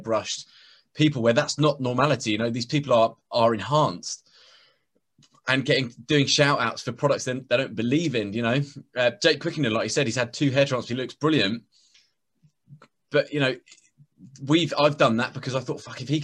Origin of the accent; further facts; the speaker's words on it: Welsh, Wales, United Kingdom; I'm Welsh, mate.